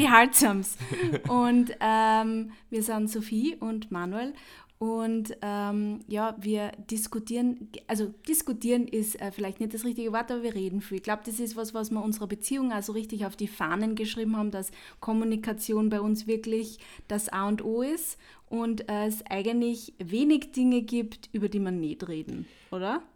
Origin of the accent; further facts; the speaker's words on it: Upper Austria, Austria; now in Vienna, Austria; ich komme ursprünglich aus Oberösterreich, aber ich bin halt in Wien und ich wohne in Wien, ich wohne auch schon seit über zehn Jahren in Wien